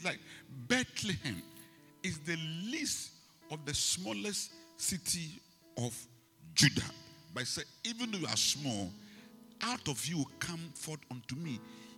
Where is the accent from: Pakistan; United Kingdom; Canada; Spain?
Spain; Las Palmas, Canary Islands; born there; Where were you born? You know, I was born in Las Palmas. So what?